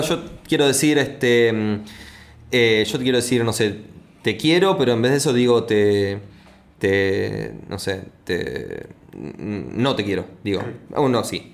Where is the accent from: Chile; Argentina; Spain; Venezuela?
Argentina; soy argentino